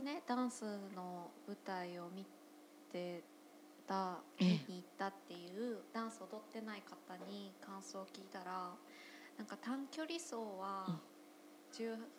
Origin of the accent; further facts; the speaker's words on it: Monzen-nakacho, Tokyo, Japan; 門前仲町の方なので、私の地元